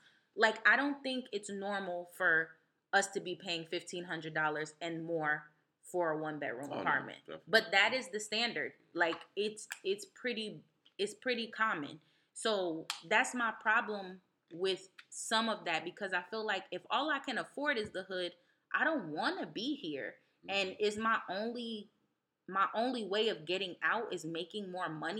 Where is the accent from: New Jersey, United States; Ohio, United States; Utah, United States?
New Jersey, United States; East Orange; also born or lived in Newark, New Jersey; I was born in Newark, raised in East Orange